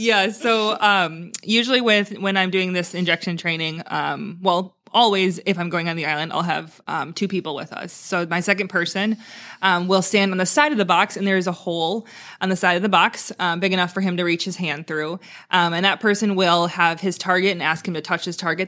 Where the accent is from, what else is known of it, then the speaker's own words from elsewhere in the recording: Wisconsin, United States; moved away as an adult; also born or lived in Maui; now in Naples, United States; I grew up in Wisconsin